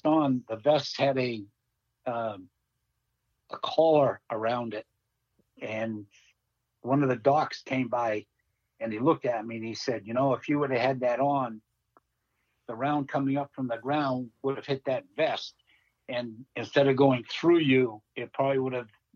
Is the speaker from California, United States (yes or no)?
no; Massachusetts, United States; I always said, Massachusetts